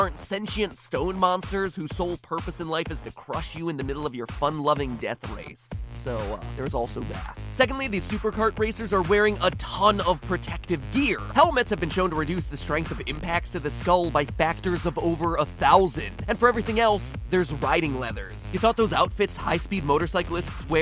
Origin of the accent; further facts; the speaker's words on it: United States; I'm American